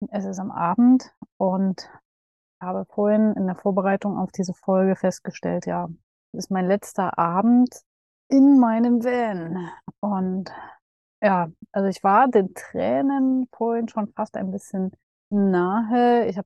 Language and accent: German; Dresden, Saxony, Germany; Ich habe ab morgen ein WG-Zimmer in meiner Heimat in Dresden.